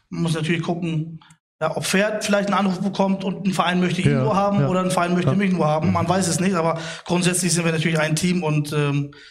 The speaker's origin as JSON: {"language": "German", "region": "Bremen", "country": "Germany", "said": "Ich bin Bremer ja, Jung ja."}